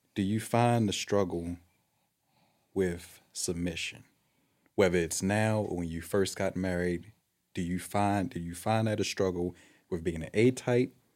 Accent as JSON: {"language": "English", "town": "Baltimore", "region": "Maryland", "country": "United States", "tie": "born or raised there", "said": "Light skinned kid growing up in Baltimore City."}